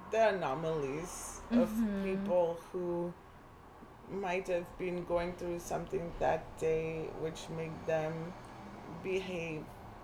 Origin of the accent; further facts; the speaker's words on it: Zimbabwe; moved away; also born or lived in Zambia; I could only say stuff about Zimbabwe and that's where I grew up and it's my home.